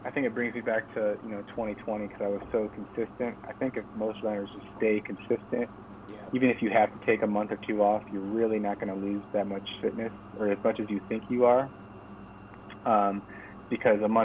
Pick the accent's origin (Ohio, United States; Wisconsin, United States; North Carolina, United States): Ohio, United States; Chardon; we're both from Chardon.